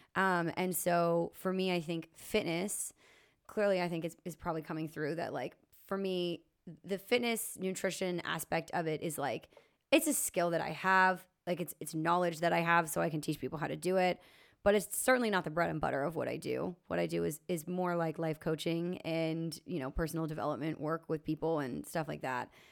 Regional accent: Lower Sackville, Nova Scotia, Canada; also born or lived in St. John's, Newfoundland / Alberta; I grew up in Lower Sackville

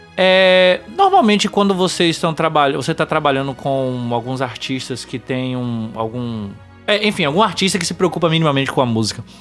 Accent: Bahia, Brazil; eu sou baiano também

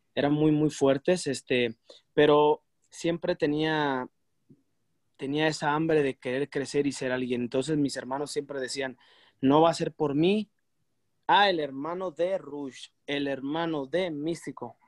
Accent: Mexico; uno como mexicano

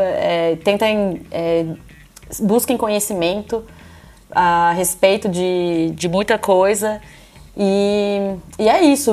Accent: interior of São Paulo, Brazil; now in Ireland; Eu sou de Tapira, que é interior, interior de São Paulo.

